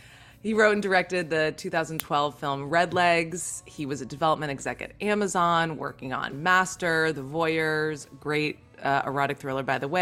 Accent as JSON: {"language": "English", "town": "St. Croix", "country": "U.S. Virgin Islands", "said": "a fellow Caribbean native like me. I'm from St. Croix."}